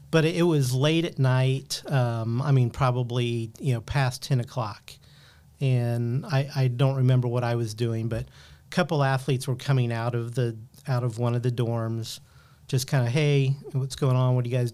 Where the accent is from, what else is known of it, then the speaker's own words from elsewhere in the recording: Muncie, Indiana, United States; And I grew up in Indiana in the Muncie area, and went to school at University of Evansville.